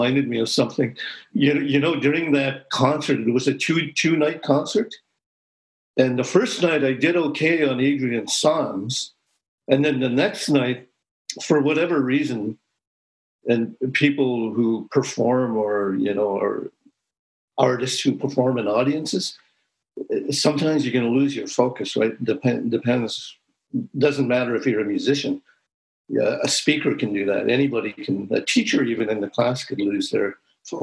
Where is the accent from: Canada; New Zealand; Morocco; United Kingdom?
Canada; Moose Factory, Ontario; I grew up in Moose Factory